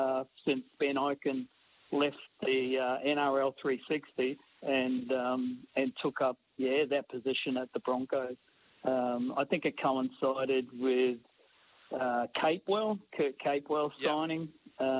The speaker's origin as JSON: {"language": "English", "country": "New Zealand", "lives_now": "Australia", "said": "I came from New Zealand, and so I didn't have any real affiliation to any particular place in Australia."}